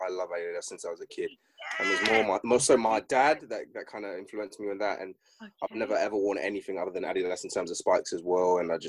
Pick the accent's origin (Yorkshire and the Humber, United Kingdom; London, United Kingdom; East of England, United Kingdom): East of England, United Kingdom; Hertfordshire; I'm from Hearts